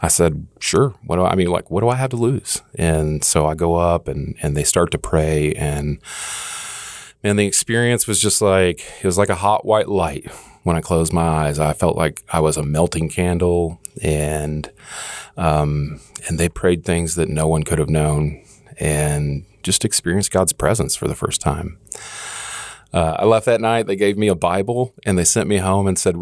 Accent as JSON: {"language": "English", "town": "Kansas City", "region": "Missouri", "country": "United States", "tie": "born or raised there", "also_born_or_lived": "Oklahoma City, Oklahoma", "said": "we moved to Kansas City."}